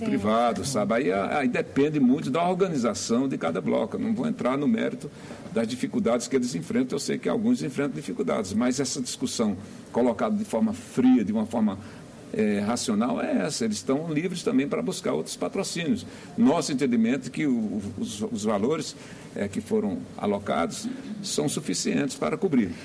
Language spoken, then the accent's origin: Portuguese; Pernambuco, Brazil; now in Brasília, Brazil; eu sou pernambucano de nascimento